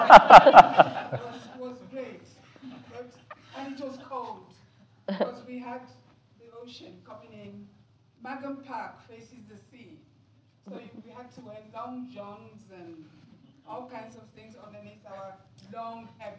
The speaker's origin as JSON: {"language": "English", "region": "Wales", "country": "United Kingdom", "lives_now": "Builth Wells, United Kingdom", "said": "we're all from Wales"}